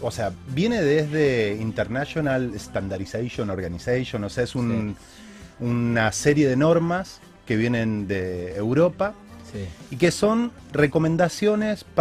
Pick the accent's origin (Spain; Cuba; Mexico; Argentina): Argentina; como argentinos puntualmente.